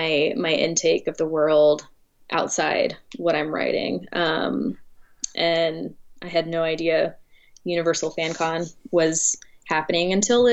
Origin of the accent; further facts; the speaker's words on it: Mississippi, United States; also born or lived in Los Angeles; I'd been very insulated growing up in Mississippi, because I came from like a school that was predominantly Black and a community that was predominantly Black.